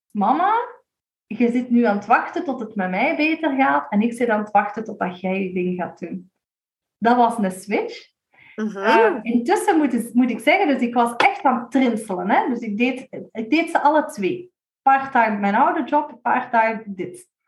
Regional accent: Limburg, Belgium; We zijn Limburgers.

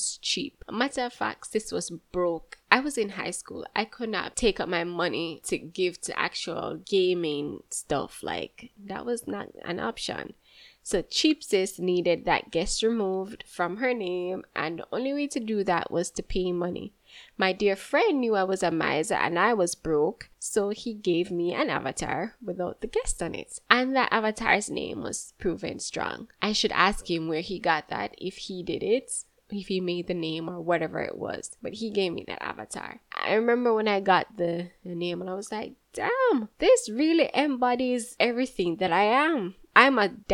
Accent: Jamaica; also born or lived in Kingston, Jamaica / St. Mary, Jamaica / Clarendon, Jamaica; I'm from Jamaica. I was born in Kingston and then I moved to St. Mary with my aunt briefly. Then I moved to Clarendon.

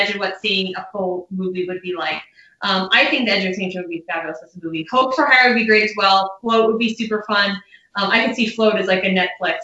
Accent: Chicago, Illinois, United States; moved away; I'm originally from the Chicago area-ish

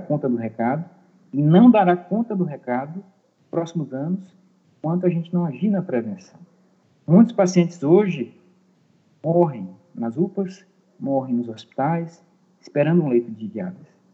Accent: Maranhão, Brazil; moved away as an adult; also born or lived in Tocantins / São Paulo; há seis anos voltei para o meu estado natal, que é o Maranhão

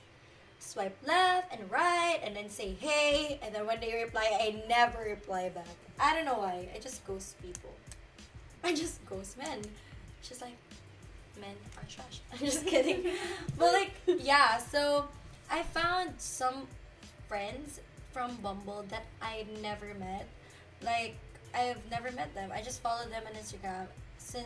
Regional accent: Philippines; moved away; we're both Filipino.

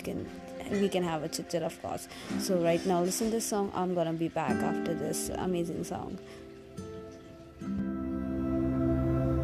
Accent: India; I come from India, I'm from India

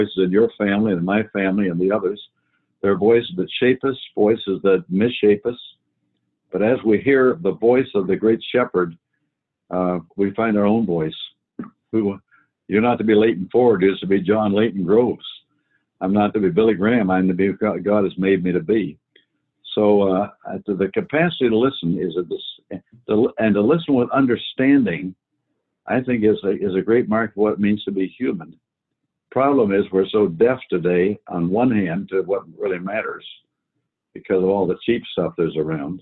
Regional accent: Canada; I grew up in Canada

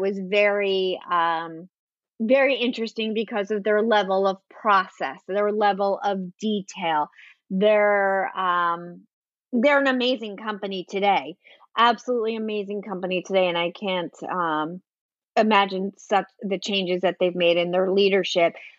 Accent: New Jersey, United States; moved away; also born or lived in New York City; I grew up in New Jersey, but I've spent more time in New York City um, than I have in New Jersey

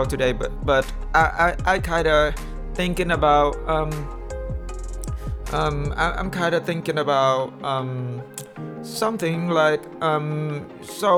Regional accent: Vietnam; first language Vietnamese; English is a second language; moved away as an adult; now in United States; I was born in Vietnam

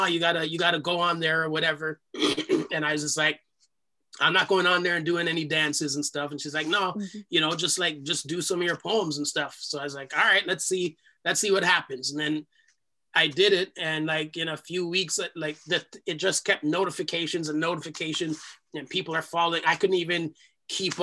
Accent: Toronto, Ontario, Canada; accent: Jamaican; I was born here in Canada. I'm the first generation born outside of the islands. We grew up in a part of Toronto

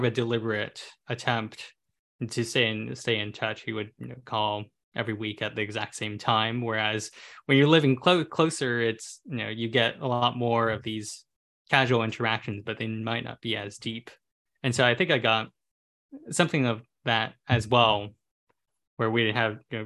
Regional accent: California, United States; I was born and raised in California

